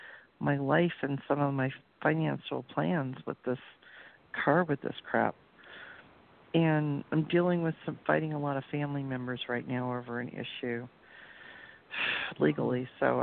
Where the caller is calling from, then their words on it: Las Vegas, Nevada, United States; I'm calling from Vegas.